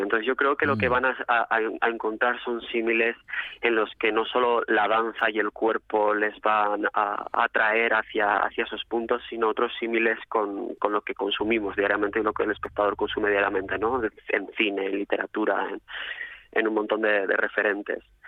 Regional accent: Mieres, Asturias, Spain; moved away as an adult; now in Madrid, Spain; Mi tierra natal, sí. Yo soy de nacido en Mieres

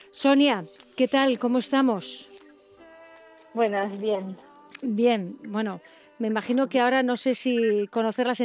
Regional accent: Tarragona, Catalonia, Spain; moved away as an adult; now in Asturias, Spain; soy un pueblo de Tarragona, de Ascón. De un pueblo de Tarragona.

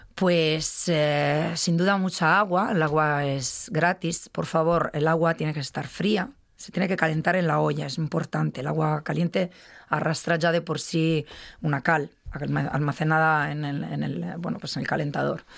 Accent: Milan, Lombardy, Italy; Spanish is a second language; moved away as an adult; also born or lived in Madrid, Spain; now in Spain; nunca más volví a Milán que es mi ciudad natal

